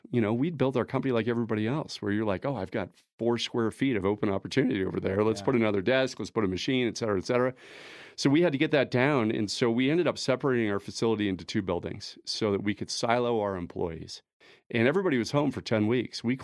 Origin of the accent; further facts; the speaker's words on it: Denver, Colorado, United States; Uh, Colorado is everything for us. I'm a native. I grew up in Denver.